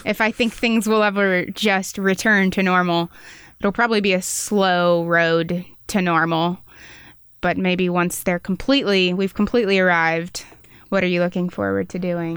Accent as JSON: {"language": "English", "town": "Wichita", "region": "Kansas", "country": "United States", "moved": "as an adult", "lives_now": "Manhattan, Kansas, United States", "said": "I went to a Catholic school. I'm, I'm from Wichita"}